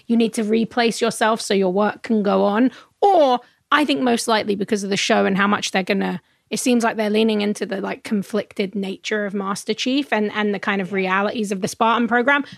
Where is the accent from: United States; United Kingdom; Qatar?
United Kingdom; London; I'm from London.